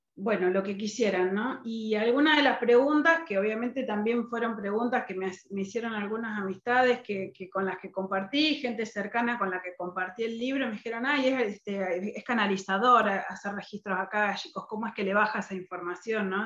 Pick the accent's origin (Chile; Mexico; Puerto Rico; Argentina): Argentina; soy argentina, vivo actualmente en Mar del Plata